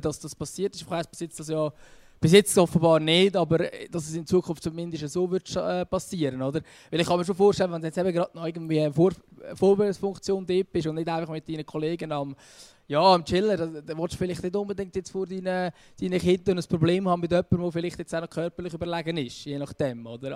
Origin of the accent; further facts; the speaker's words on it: Switzerland; bei uns in der Schweiz